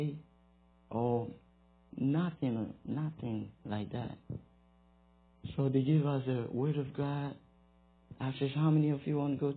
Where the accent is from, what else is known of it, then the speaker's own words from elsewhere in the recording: Ghana; moved away as an adult; now in Greeneville, United States; I'm from West Africa, Ghana.